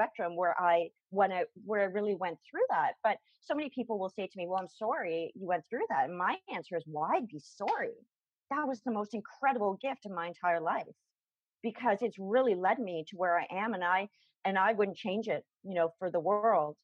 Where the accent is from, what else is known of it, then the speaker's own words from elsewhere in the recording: Toronto, Ontario, Canada; I'd flown from my hometown, from Toronto